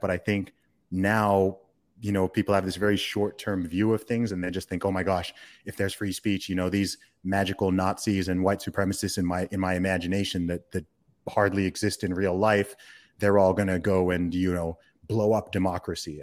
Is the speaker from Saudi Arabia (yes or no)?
yes; Saudi Arabia; moved away; I grew up in the Middle East. I grew up in Saudi Arabia